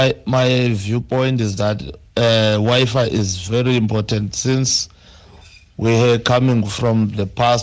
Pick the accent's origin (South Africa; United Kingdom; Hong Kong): South Africa; as South African, especially as disadvantaged Black South African